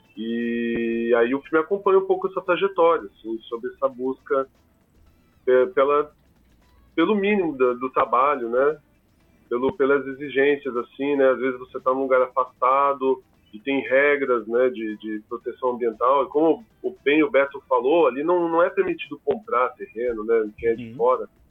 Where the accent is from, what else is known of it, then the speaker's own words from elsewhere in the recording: Curitiba, Paraná, Brazil; o pessoal de Curitiba, principalmente, que é a, a, o de onde eu venho